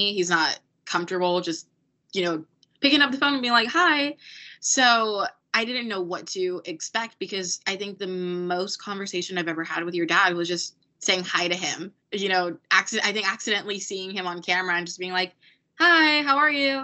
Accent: United States; I was an American

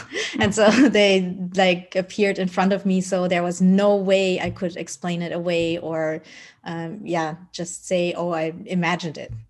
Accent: Germany; also born or lived in Colombia; I was adopted by my parents who are Dutch, and then I grew up in Germany.

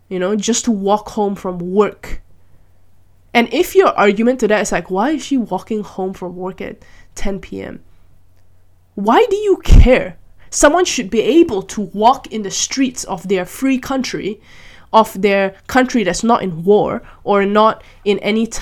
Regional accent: Malaysia; I grew up in Malaysia

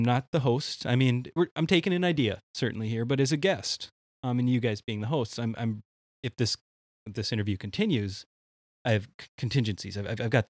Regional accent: central Minnesota, United States; I'm from Minnesota, central Minnesota. We don't eat spicy food up there.

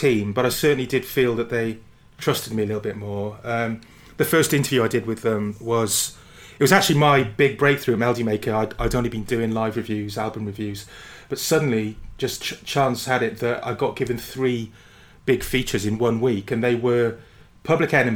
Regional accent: Barry, Wales, United Kingdom; I'm from Barry in South Wales, which is, I suppose, about 20 miles from Blackwood

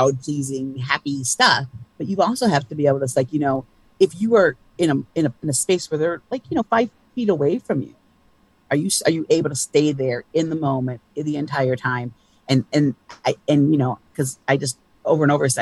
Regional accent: Ann Arbor, Michigan, United States; moved away; also born or lived in Cincinnati; I grew up in Ann Arbor, Michigan.

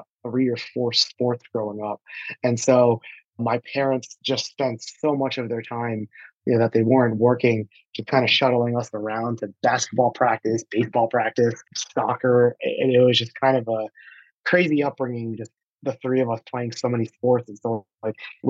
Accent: Sayreville, New Jersey, United States; also born or lived in Flushing, Queens, New York; while I was born in Queens, I was raised in New Jersey, a town called Sayreville

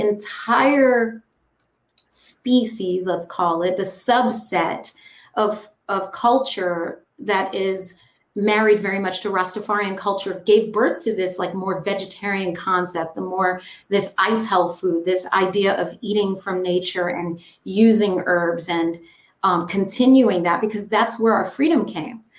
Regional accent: New York, United States; also born or lived in Jamaica; I grew up on Manhattan and Jamaica

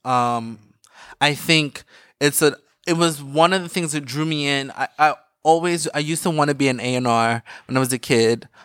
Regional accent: Philadelphia, Pennsylvania, United States; I'm from Philly

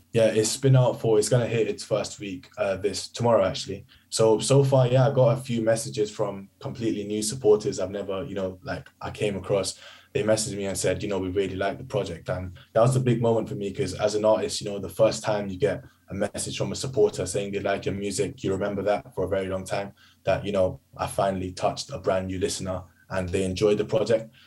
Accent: United Kingdom; I'm British Asian

